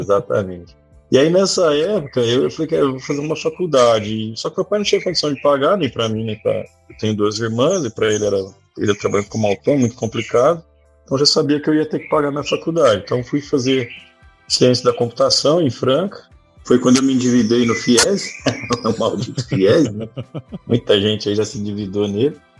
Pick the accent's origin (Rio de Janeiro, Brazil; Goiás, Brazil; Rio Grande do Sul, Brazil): Goiás, Brazil; Pires do Rio; also born or lived in Ituverava, São Paulo; Mas logo cedo, com seis anos de idade, meu pai, minha mãe se mudou para Goiás, fui morar em Pires do Rio